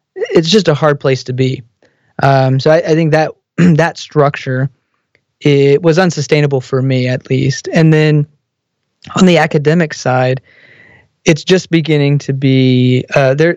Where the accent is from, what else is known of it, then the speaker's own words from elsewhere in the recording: Texas, United States; I grew up in Texas